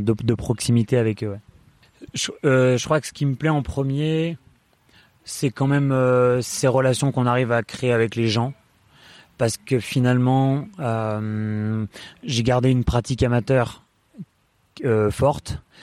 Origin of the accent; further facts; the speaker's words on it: Voreppe, Auvergne-Rhône-Alpes, France; also born or lived in Échirolles; je suis né à, Échirol, à, côté de Grenoble. J'ai grandi à Vorep.